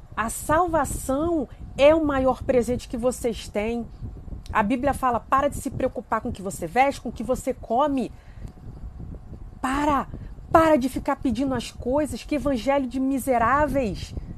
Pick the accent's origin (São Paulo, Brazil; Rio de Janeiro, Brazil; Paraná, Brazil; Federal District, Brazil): Rio de Janeiro, Brazil; Eu sou do Rio de Janeiro